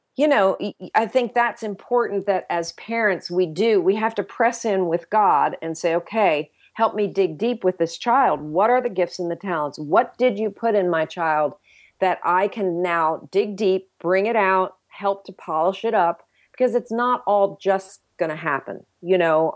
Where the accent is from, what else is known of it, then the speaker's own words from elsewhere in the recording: United States; as American Christians